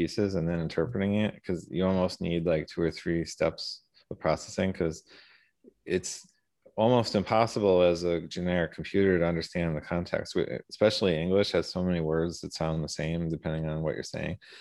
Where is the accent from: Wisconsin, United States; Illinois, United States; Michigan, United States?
Wisconsin, United States; Milwaukee; most of my life I was on the east side of Milwaukee.